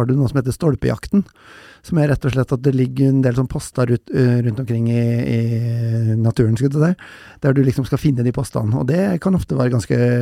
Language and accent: Norwegian; Røros, Trøndelag, Norway; jeg er jo fra Røros